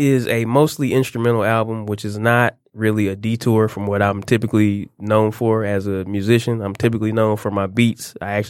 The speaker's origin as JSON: {"language": "English", "town": "Detroit", "region": "Michigan", "country": "United States", "tie": "born or raised there", "said": "I'm born, raised, schooled, currently still living in Detroit, Michigan."}